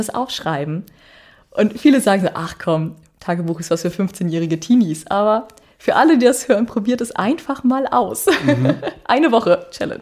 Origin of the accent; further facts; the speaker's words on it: Northern Germany, Germany; moved away as an adult; also born or lived in Iceland; now in Akureyri, Iceland; ich als Norddeutsche kenne so ein bisschen Schnee